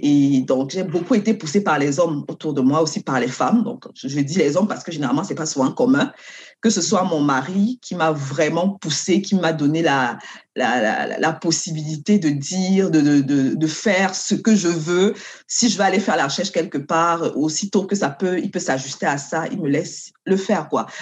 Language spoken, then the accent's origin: French; Cameroon; moved away as an adult; now in Canada; je viens du Cameroun.